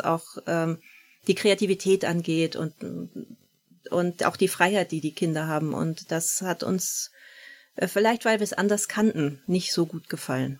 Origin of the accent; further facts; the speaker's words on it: Hohenweststedt, Schleswig-Holstein, Germany; moved away as an adult; also born or lived in Bavaria; now in Eckernförde, Germany; ich bin groß geworden in der Nähe von Hohenweststedt, also hier im Kreis